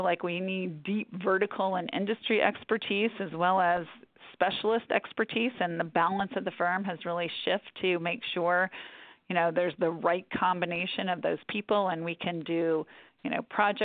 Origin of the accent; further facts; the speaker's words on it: Atlanta, Georgia, United States; now in New York, United States; I ended up going home to my hometown, to Atlanta, to run our Atlanta office.